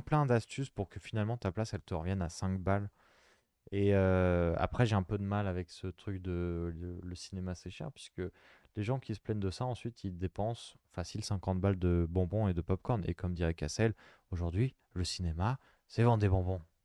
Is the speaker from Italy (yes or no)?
no; France; on est français.